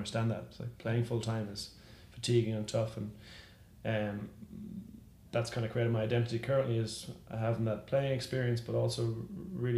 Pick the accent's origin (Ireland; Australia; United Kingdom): Ireland; moved away as an adult; also born or lived in Dublin, Ireland; now in San Francisco, United States; growing up in Ireland, is all you wanted to do was to become some sort of athlete